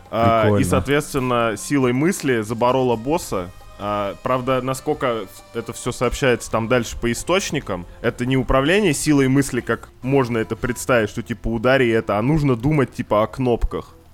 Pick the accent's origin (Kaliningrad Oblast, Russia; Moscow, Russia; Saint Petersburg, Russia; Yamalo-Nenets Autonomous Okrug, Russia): Saint Petersburg, Russia; я как петербуржец в соляных растворах кое-что понимаю, не рекомендую.